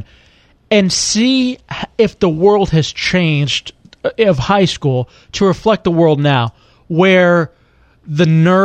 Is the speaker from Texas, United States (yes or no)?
yes; Texas, United States; moved away; I grew up in Texas